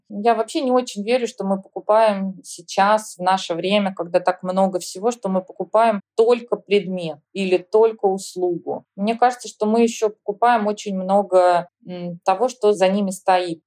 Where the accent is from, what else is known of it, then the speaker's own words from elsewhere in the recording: Tomsk, Tomsk Oblast, Russia; moved away as an adult; now in New York, United States; Я и сама из Томска, из сибирского студенческого города